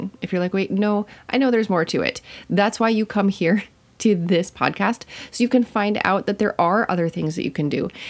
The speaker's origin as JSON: {"language": "English", "region": "Minnesota", "country": "United States", "said": "I'm from Minnesota"}